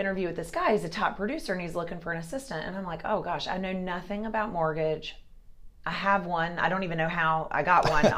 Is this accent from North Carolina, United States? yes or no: yes; Kernersville, North Carolina, United States; moved away as an adult; now in Raleigh, United States; I'm from Kernersville, which is a small, small little town between Winston-Salem and Greensboro. I grew up there